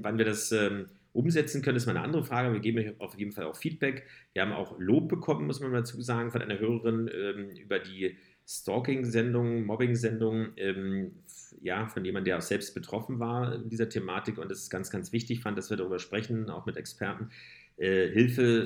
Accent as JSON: {"language": "German", "region": "Berlin", "country": "Germany", "said": "wir sind ja auch Berliner"}